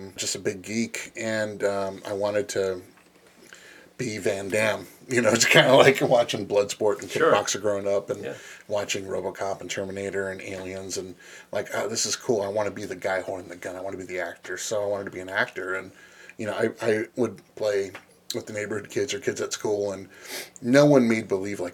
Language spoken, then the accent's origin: English; Los Angeles, California, United States; moved away as an adult; now in Midwest, United States; I was born and raised in Los Angeles, and then I moved to the Midwest